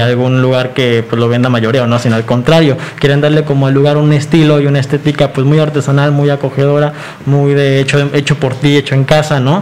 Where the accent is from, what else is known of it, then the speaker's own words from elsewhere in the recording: Mexico; como mexicanos siempre hemos este, destacado en que somos muy solidarios